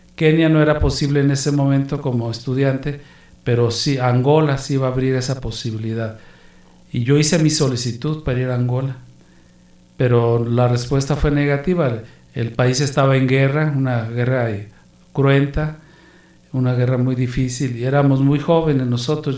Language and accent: Spanish; Guadalajara, Jalisco, Mexico; moved away as an adult; also born or lived in Amazon / Mexico City; yo nací en Guadalajara, Jalisco, de madre guanajuatense, mi papá era jalisciense